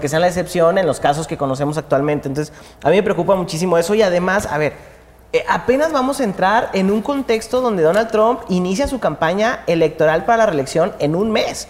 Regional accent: Mexico; lo que somos como mexicanos

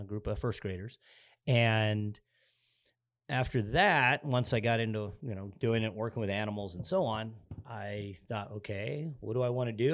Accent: Arizona, United States; I grew up in Arizona. I'm actually, uh, an Arizona native

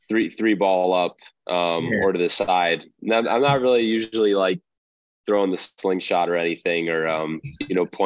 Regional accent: Buffalo, New York, United States; I'm from Buffalo, so Bills Mafia all the way.

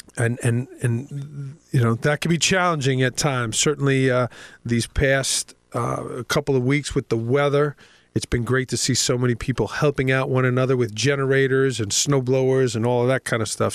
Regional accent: New York City, New York, United States; moved away; growing up in Staten Island

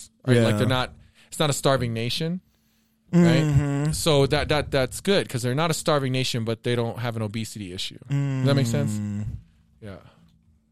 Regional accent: Japan; moved away; growing up in Japan in the 80s

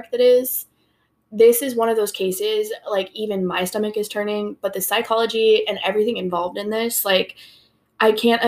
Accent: Detroit, Michigan, United States; now in Sacramento, United States; I'm not from California. Like, I know I said Sacramento's my hometown. I'm from Detroit

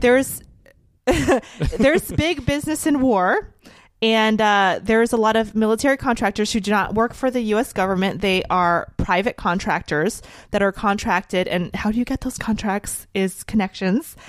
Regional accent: United States; a very, very proud American

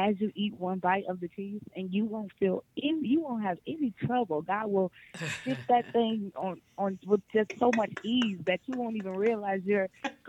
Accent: Buffalo, New York, United States; moved away; also born or lived in Niagara Falls, New York / Binghamton, New York / Bethel, New York; So my hometown is Buffalo, New York. I was born and raised in Buffalo, New York.

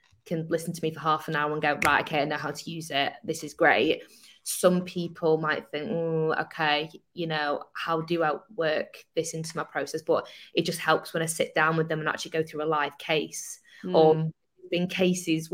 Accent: Manchester, North West England, United Kingdom; I'm Manchester

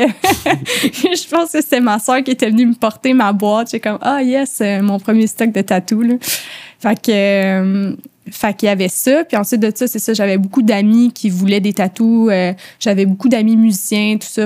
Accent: outside Montreal, Quebec, Canada; moved away as an adult; now in Montreal, Canada; j'ai de la banlieue. Euh, je viens de l'extérieur de Montréal. J'ai déménagé à Montréal pour le tatou

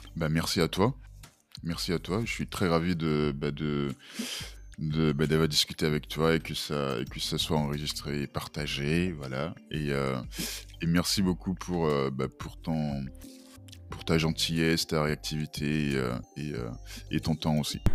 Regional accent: Benin; moved away as an adult; now in France; je suis béninois, j'ai grandi au Bénin jusqu'à jusqu'à jusqu'à mes 18-19 ans. Euh, après, je, suis venu en France

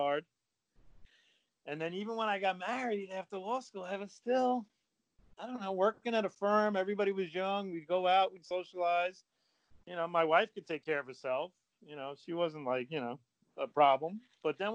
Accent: Northeast, United States; I grew up in the Northeast in an affluent community

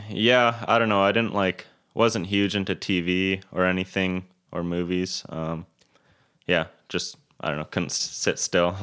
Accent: Kelowna, British Columbia, Canada; I was born and raised in Kelowna.

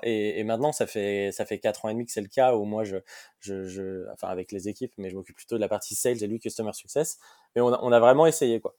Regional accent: Lyon, Auvergne-Rhône-Alpes, France; moved away as an adult; also born or lived in Paris; j'ai grandi j'ai grandi à Lyon. Donc moi, je suis, lyonnais

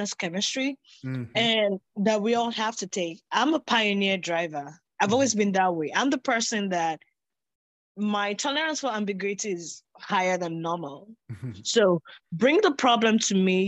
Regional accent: Nigeria; I grew up in Nigeria, we have over 260 ethnic languages.

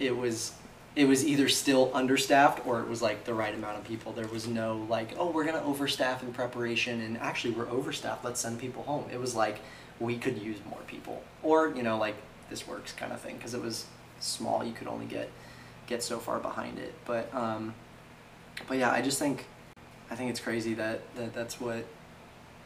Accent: California, United States; moved away; my hometown in California

